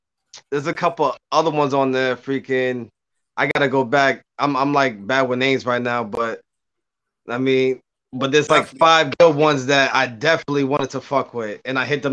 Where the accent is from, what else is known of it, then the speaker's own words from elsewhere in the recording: Cambridge, Boston, Massachusetts, United States; moved away; I was born in Cambridge, Boston. I mean, shout out to Boston, 617. I mean, raised in 978